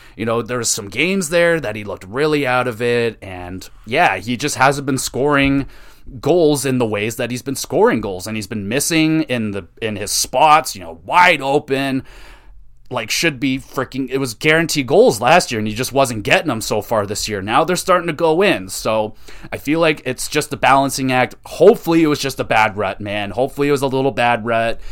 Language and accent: English; Canada; I'm Canadian